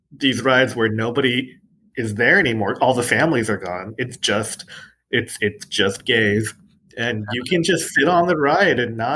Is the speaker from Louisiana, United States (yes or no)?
no; California, United States; also born or lived in El Paso; Yeah, growing growing up in SoCal, mostly like I I am huge on amusement parks